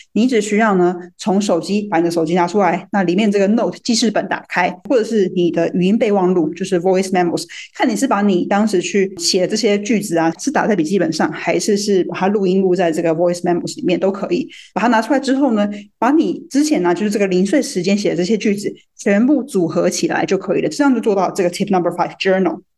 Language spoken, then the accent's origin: Chinese; Taiwan; moved away as an adult; 在台湾出生、出长